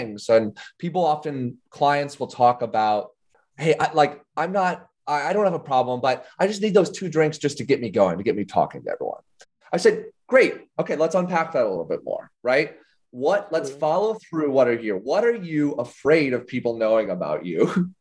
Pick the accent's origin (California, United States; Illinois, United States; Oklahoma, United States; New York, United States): Illinois, United States; I grew up in Illinois